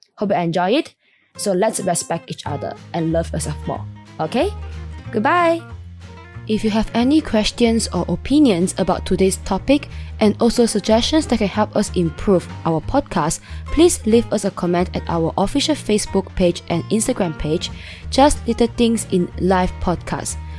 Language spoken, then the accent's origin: English; Malaysia; I was born and raised in Malaysia